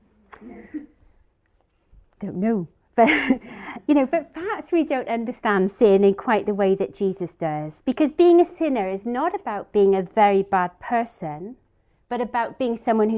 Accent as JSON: {"language": "English", "region": "Wales", "country": "United Kingdom", "said": "being Welsh"}